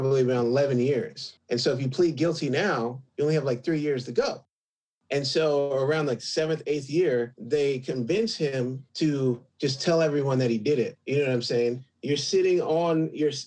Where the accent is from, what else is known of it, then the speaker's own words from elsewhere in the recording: Alameda, California, United States; moved away as an adult; also born or lived in Oakland, California; now in Los Angeles, United States; I was born in Oakland, but raised in a small island town called Alameda